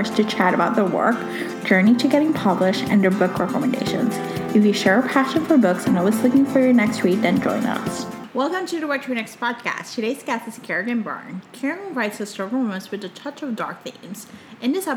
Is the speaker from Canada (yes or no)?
no; Puerto Rico; also born or lived in New York, United States; now in Chicago, United States; I'm originally from Puerto Rico, but I lived in New York for 14 years